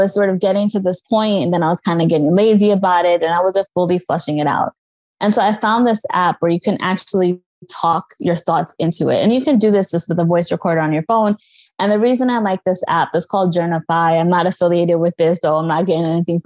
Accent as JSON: {"language": "English", "region": "New York", "country": "United States", "said": "I'm from New York"}